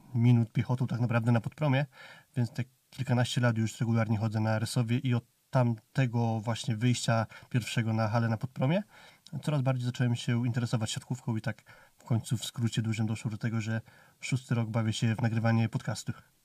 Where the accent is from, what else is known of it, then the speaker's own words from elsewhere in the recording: near Rzeszów, Subcarpathian Voivodeship, Poland; wychowałem się pod Rzeszowem